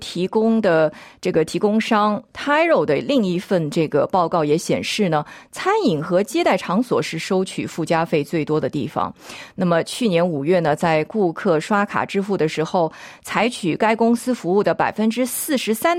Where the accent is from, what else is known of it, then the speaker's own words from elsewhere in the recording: Shanghai, China; 我是上海人，所以我烧的菜基本上还是。具有这个上海特色的